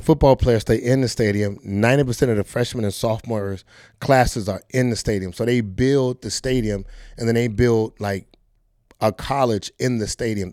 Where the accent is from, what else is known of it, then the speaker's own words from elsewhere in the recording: Fort Lauderdale, Florida, United States; I'm from Fort Lauderdale, Florida, Dillard High School